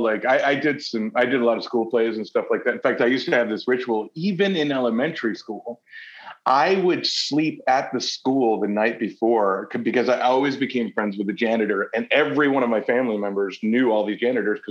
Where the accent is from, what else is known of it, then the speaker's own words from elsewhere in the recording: Kenosha, Wisconsin, United States; I'm from Kenosha, Wisconsin.